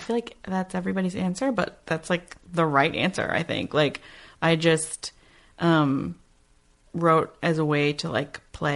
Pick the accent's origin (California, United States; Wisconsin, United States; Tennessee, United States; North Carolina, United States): California, United States; Santa Rosa; I'm from Santa Rosa